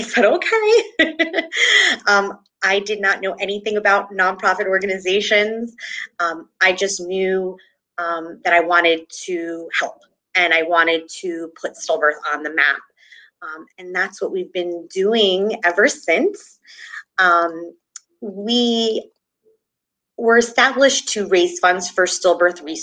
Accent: New Jersey, United States; I am from New Jersey

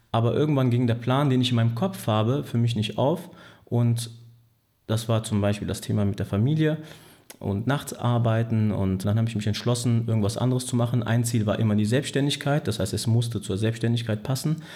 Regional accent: Pützchen, North Rhine-Westphalia, Germany; dort wo ich auch äh, aufgewachsen bin und groß geworden bin in Pützchen, ähm, komme also von der Boilerseite her

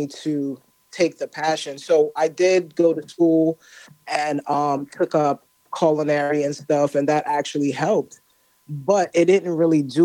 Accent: New York City, New York, United States; I'm Caribbean, so my background is Haitian. Grew up in New York

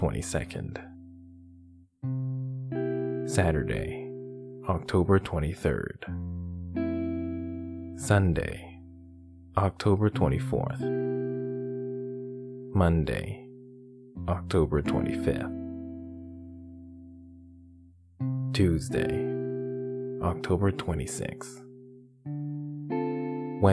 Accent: Canada; in my home country of Canada

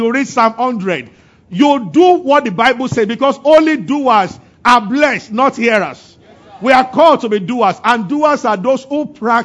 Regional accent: Abeokuta, Ogun State, Nigeria; growing up in Abeokuta as a boy

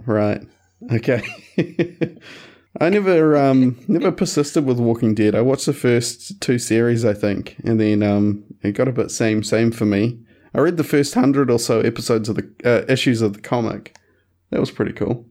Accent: Christchurch, Canterbury, New Zealand; also born or lived in West Coast, New Zealand; I grew up in Christchurch, but moved to, moved to the West Coast for four years or so and then came back for, um, for fifth form

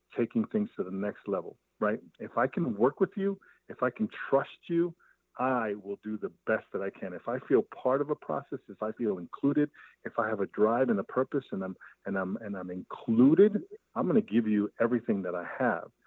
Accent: New York City, New York, United States; I grew up in Brooklyn, New York uh, in East New York, part of Brooklyn

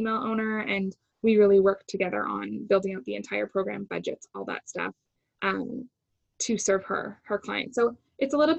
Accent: Toronto, Ontario, Canada; moved away as an adult; also born or lived in Vancouver; I'm from Toronto, naturally born and raised. My whole family is here

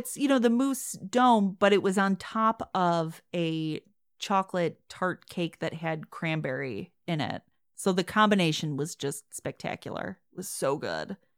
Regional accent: Chicago, Illinois, United States; accent: Midwestern; moved away; I grew up in Chicago

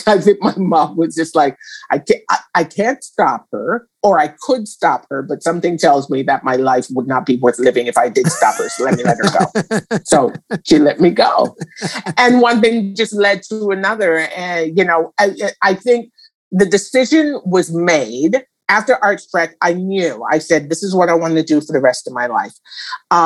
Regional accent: Jamaica; growing up in Jamaica

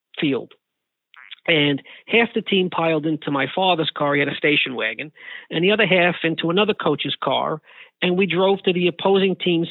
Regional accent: New York City, New York, United States; I grew up in the Bronx in the 1970s and 80s

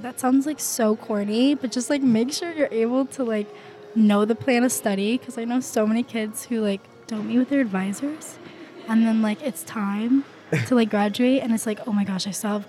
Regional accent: Hartford, Connecticut, United States; I'm from Hartford, Connecticut.

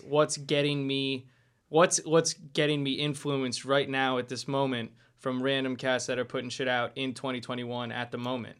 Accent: Lehigh Valley, Pennsylvania, United States; I'm from the Lehigh Valley originally

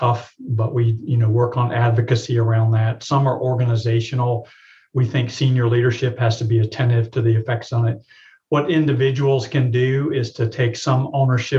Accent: Tampa, Florida, United States; now in Birmingham, United States; I grew up in Tampa, Florida

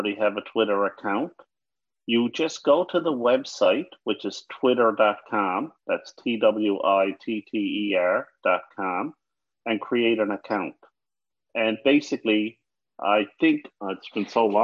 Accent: Newfoundland and Labrador, Canada; now in Ottawa, Canada; I'm from Newfoundland

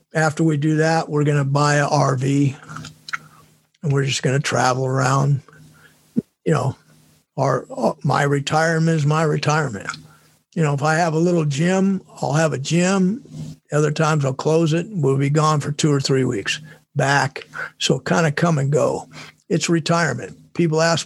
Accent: California, United States; moved away; my hometown's there

